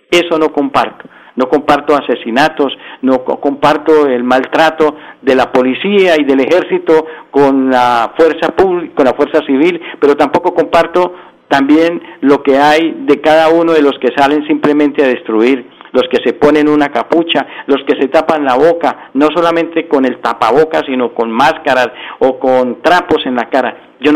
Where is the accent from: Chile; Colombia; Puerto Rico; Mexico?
Colombia; Santander; como colombiano, primero como colombiano, como santanderiano